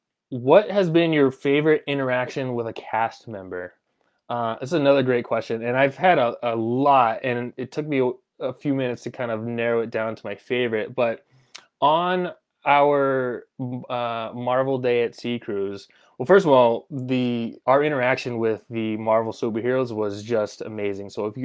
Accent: Colorado, United States; I grew up actually in Southern Colorado, and it just had the best Mexican food ever.

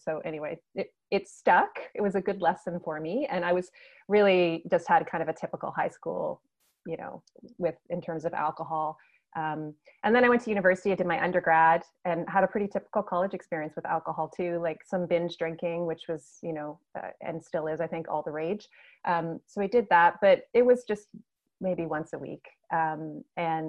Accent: Nova Scotia, Canada; moved away as an adult; also born or lived in Alberta; So I'm from Nova Scotia in Canada, and I moved to the other side of the country to Alberta

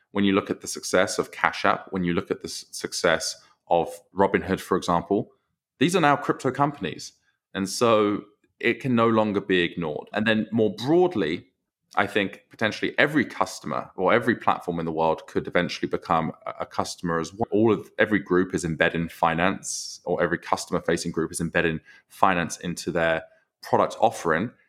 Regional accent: Southend-on-Sea, East of England, United Kingdom; accent: British; moved away as an adult; now in Chicago, United States; I grew up in South End, Essex. So that is, that is my hometown.

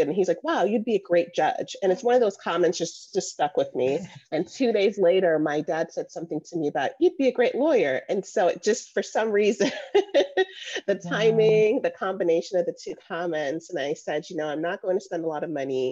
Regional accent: Jamaica; moved away; also born or lived in Florida / Georgia; I was born in Jamaica

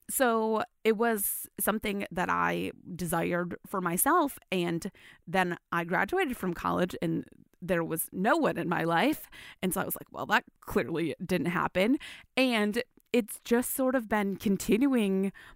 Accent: West Michigan, United States; I grew up in the West Michigan area.

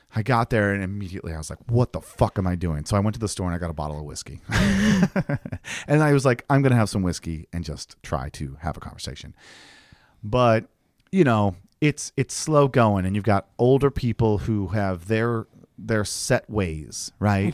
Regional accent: two hours from Detroit, Michigan, United States; born or raised there; moved away

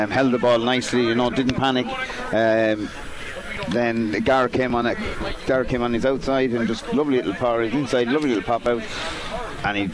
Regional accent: County Carlow, Ireland; we're from Carlow.

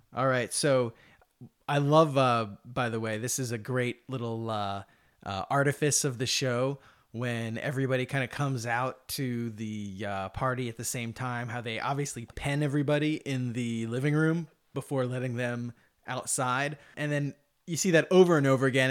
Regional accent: United States; as an American

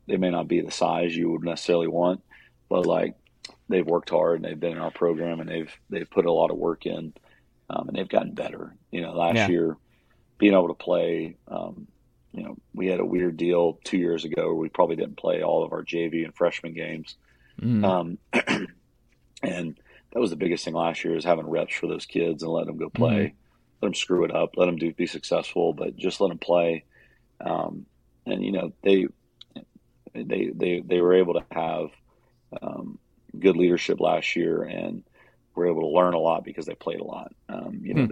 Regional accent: Warner Robins, Georgia, United States; now in Roswell, United States; when I grew up in Warner Robins, Georgia

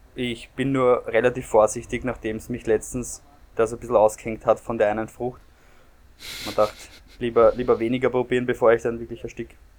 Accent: Austria; als Österreicher

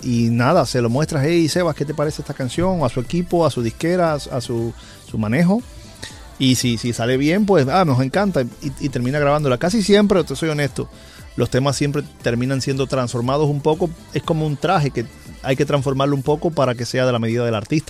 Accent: Holguín, Cuba; mi ciudad natal, en Holguín, Cuba

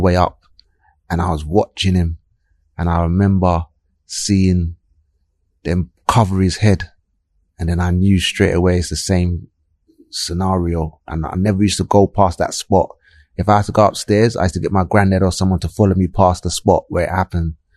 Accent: London, United Kingdom; I grew up in South London, uh, Clapham

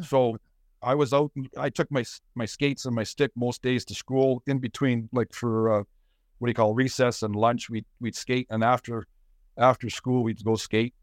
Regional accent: Saskatoon, Saskatchewan, Canada; also born or lived in Winnipeg; I grew up in Saskatoon. I was born in Saskatoon

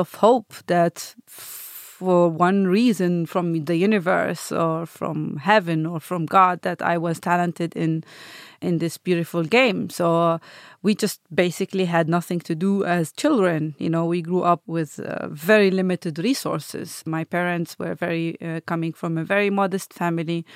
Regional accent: Bethlehem, West Bank, Palestine; moved away as an adult; now in Zurich, Switzerland; I was born in Bethlehem, Palestine

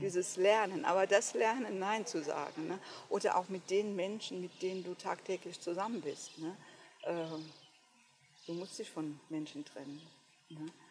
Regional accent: Westerwald, Rhineland-Palatinate, Germany; Ich komme hier von einem ganz kleinen Dorf hier im Westerwald bin die jüngste von vier Kindern.

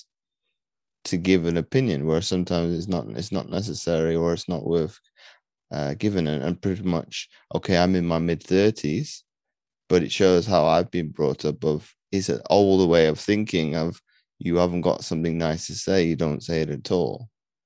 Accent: United Kingdom; I'm British

